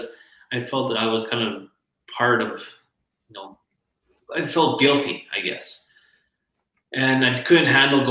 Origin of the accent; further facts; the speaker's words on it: Lloydminster, Canada; Lloydminster, my hometown